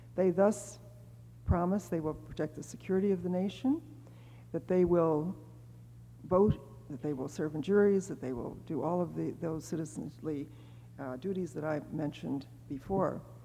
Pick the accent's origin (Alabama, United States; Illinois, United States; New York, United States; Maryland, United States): Illinois, United States; Chicago; I was born in the South Side